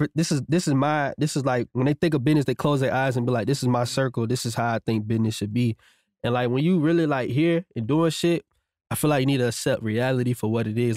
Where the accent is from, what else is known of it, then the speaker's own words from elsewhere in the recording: Virginia, United States; moved away as an adult; now in Atlanta, United States; I'm from Virginia, so when I moved to Atlanta